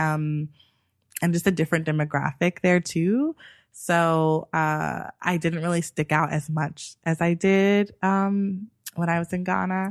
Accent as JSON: {"language": "English", "country": "United States", "said": "I am obviously American"}